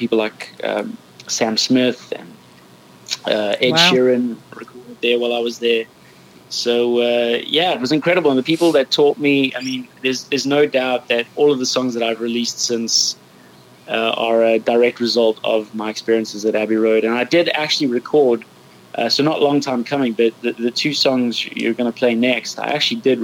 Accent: Johannesburg, Gauteng, South Africa; now in London, United Kingdom; I grew up in Johannesburg, South Africa. I'm now living in London.

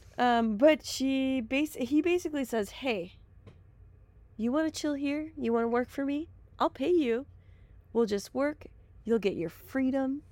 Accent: Milwaukee, Wisconsin, United States; accent: Wisconsin; we grew up in Milwaukee

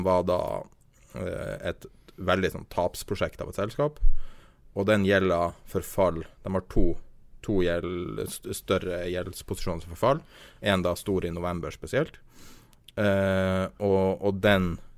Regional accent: Norway; vi er nordmenn

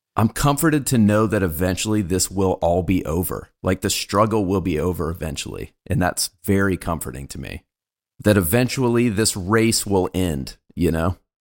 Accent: United States; I was born in America

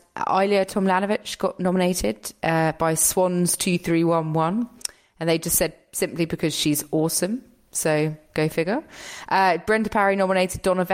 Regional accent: United Kingdom; I'm British

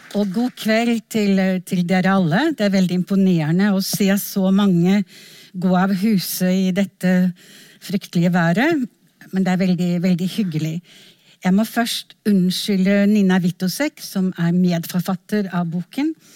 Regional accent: Norway

